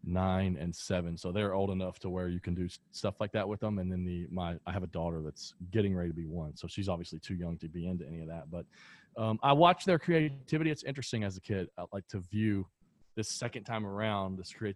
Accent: American South, rural Kentucky, United States; that's the sort of environment that I grew up in, right? Like in rural areas in the Kentucky in the American South

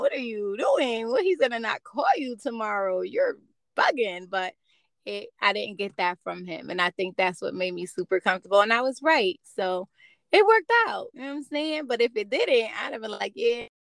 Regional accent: New Jersey, United States; Jersey boy. That's where I'm from too

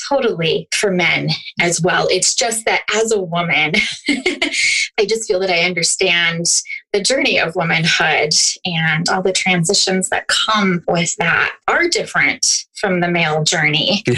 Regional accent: Youngstown, Ohio, United States; I'm from the um, Youngstown Warren area

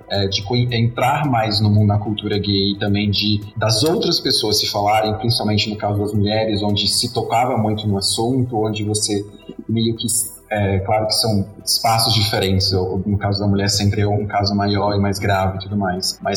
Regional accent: Northeast Region, Brazil; Eu, pelo menos, que venho do Nordeste, que lá é, o homem é muito machista

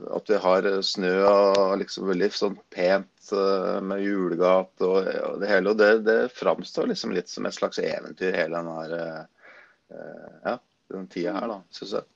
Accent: Gjøvik, Innlandet, Norway; moved away as an adult; also born or lived in Østerdalen; now in Lillehammer, Norway; Jeg er jo født og oppvokst på Gjøvik

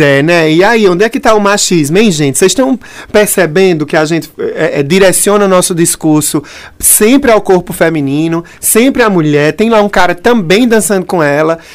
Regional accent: Brazil; also born or lived in Pernambuco; a gente se entende como brasileiro

